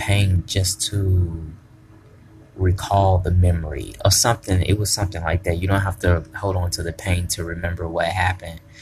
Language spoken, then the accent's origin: English; Tennessee, United States; I'm from Tennessee